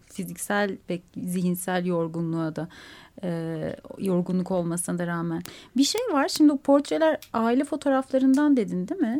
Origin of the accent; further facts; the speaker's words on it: Istanbul, Turkey; also born or lived in Ankara; ben İstanbul'uyum Yedi sene Ankara'da kaldım.